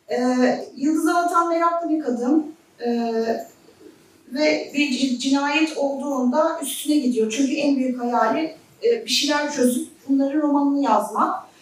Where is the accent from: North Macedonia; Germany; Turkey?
Turkey; Zonguldak; bir Zonguldak'ta, ben Zonguldaklıyım, memleketim orası. Ee, çocukluğum Lojman Mahallesi'nde geçti.